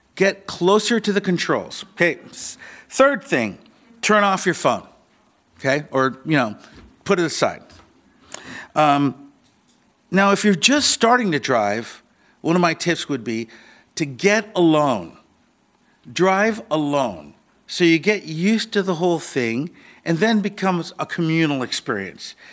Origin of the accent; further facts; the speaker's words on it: Seattle, Washington, United States; I grew up in Ballard here.